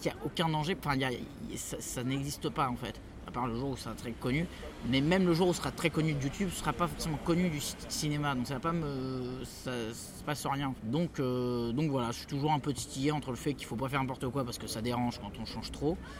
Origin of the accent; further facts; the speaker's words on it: France; on est français, on n'est pas anglais